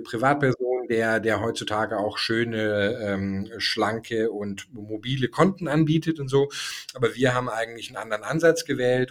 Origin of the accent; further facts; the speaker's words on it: Germany; moved away as an adult; also born or lived in Denmark / Toulouse, France; ich war Deutscher